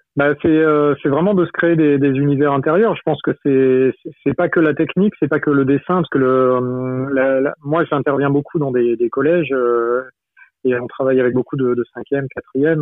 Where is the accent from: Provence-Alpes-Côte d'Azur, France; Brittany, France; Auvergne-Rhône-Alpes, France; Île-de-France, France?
Brittany, France; je suis breton